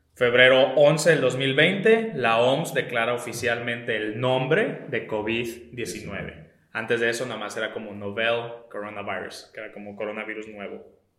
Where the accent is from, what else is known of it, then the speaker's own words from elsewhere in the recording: Baja California, Mexico; nosotros somos de Baja California